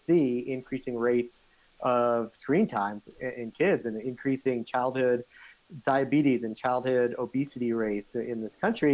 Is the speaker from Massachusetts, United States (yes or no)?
yes; Boston, Massachusetts, United States; born or raised there; moved away as an adult; also born or lived in Johannesburg, South Africa / Utah / Michigan; now in Boulder, United States